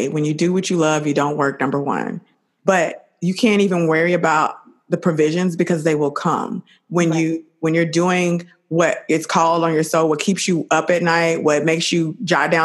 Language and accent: English; Dallas, Texas, United States; moved away; I'm from Dallas